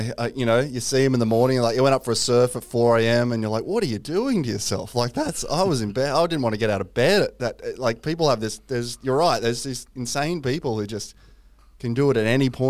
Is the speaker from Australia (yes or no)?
yes; Newcastle, New South Wales, Australia; I grew up in Newcastle, which is real beachy